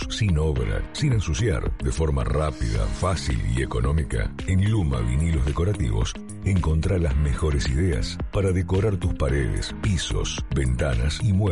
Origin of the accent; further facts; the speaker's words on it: Resistencia, Chaco, Argentina; moved away as an adult; now in Buenos Aires, Argentina; tengo 28 años en la capital y 18 años, algo así, o 16 en Resistencia Chaco.